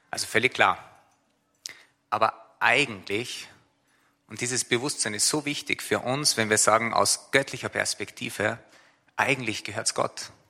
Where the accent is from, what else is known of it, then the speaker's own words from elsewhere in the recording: Austria; Ich bin Österreicher